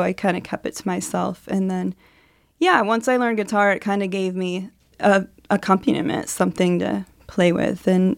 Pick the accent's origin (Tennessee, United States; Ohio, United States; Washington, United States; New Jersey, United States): Ohio, United States; Athens; I'm a songwriter from Athens, Ohio